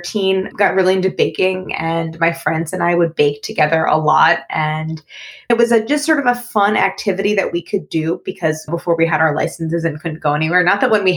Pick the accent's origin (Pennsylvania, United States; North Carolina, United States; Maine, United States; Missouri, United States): Missouri, United States; St. Louis; moved away as an adult; also born or lived in Paris; I grew up in St. Louis, Missouri. My older sisters and I were all born and raised there.